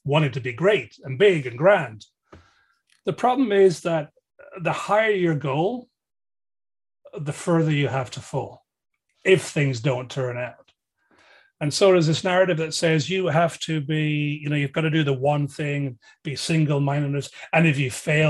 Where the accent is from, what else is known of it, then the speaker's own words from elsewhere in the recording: Dublin, Leinster, Ireland; we used to do growing up in Dublin